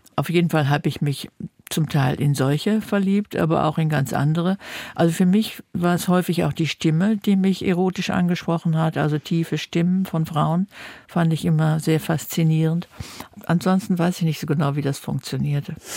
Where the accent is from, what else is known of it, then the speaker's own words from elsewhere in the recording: Germany; wir reden normalerweise korrektes Deutsch als Deutsche